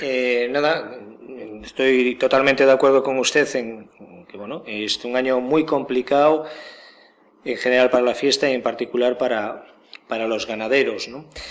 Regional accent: Galicia, Spain; yo, siendo gallego

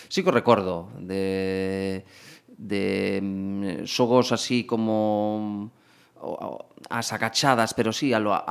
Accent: Boiro, Galicia, Spain; moved away as an adult; now in Pontevedra, Spain; eu vivo, levo vivindo en Pontevedra 10 mm, anos. 10 uh -huh. anos. Eh, pero eu son de Escarabote, que é un que un pobo aí do concello de do concello de Boiro.

